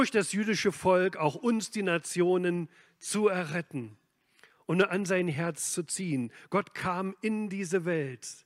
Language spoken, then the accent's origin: German; East Germany, Germany; Ich bin ja in Ostdeutschland aufgewachsen.